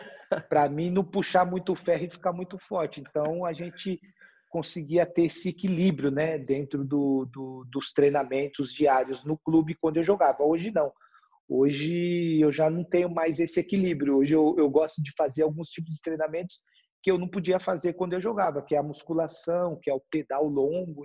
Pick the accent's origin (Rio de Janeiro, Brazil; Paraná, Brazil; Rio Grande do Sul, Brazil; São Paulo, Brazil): São Paulo, Brazil; moved away as an adult; also born or lived in Germany; eu cresci e nasci na periferia de São Paulo, né? Eu sou da Zona Leste